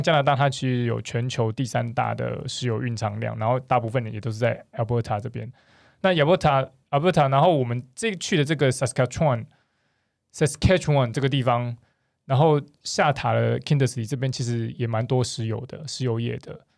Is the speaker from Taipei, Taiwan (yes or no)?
no; Kaohsiung, Taiwan; 因为我是高雄人，所以我其实， 所以我其实在高雄的时候